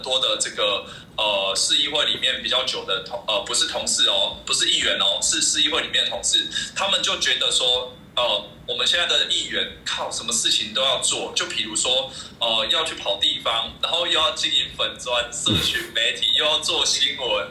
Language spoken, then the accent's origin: Chinese; Taiwan; 以前都是国民党对我们台湾人